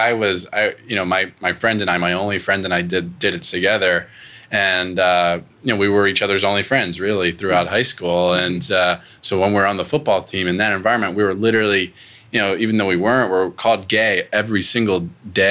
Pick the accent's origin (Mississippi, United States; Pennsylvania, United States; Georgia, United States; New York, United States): Pennsylvania, United States; moved away as an adult; I'm from Pennsylvania originally. I moved 1,000 miles away to go to college